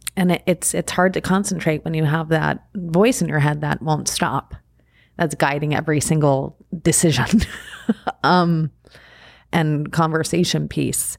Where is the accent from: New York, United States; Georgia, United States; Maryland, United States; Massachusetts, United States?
New York, United States; Long Island; moved away; I grew up out on Long Island